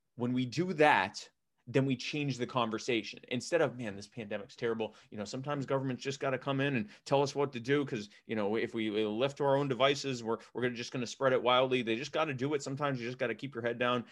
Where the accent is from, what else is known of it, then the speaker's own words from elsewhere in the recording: Baltimore, Maryland, United States; moved away; I'm from Baltimore originally